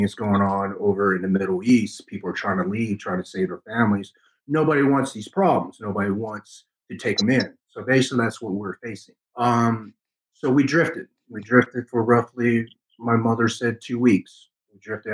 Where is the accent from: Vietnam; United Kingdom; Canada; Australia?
Vietnam; Ho Chi Minh City; now in United States; I was born in December 74 in Saigon, Vietnam